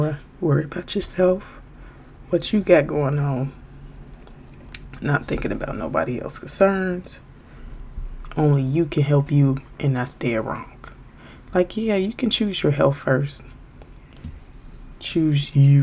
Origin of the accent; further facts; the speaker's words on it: Chicago, Illinois, United States; I'm from Chicago